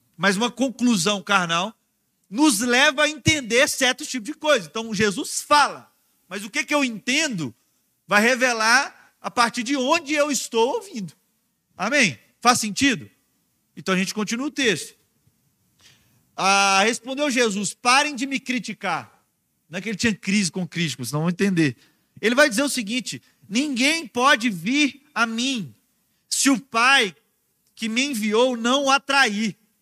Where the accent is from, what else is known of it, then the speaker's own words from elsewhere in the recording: Minas Gerais, Brazil; moved away; a gente estava em Minas Gerais, ah, na minha terra, né? Na casa da minha família